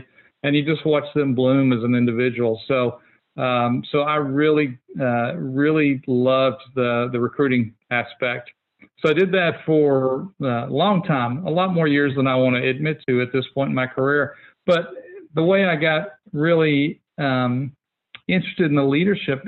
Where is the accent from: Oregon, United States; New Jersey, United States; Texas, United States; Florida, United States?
Texas, United States; Fort Worth; I'm a local guy. I grew up in Fort Worth, never strayed very far from home.